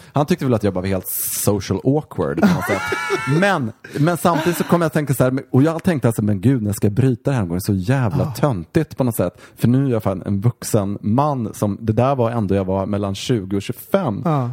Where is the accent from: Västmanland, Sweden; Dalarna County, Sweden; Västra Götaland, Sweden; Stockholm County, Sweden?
Dalarna County, Sweden; Mora; moved away; när jag växte upp i Mora